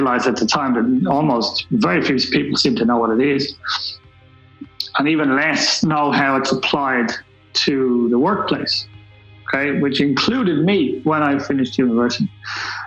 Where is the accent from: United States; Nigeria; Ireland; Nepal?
Ireland; Dublin, Leinster; I'm from Black Rock in Dublin, so I come from a middle class background, I suppose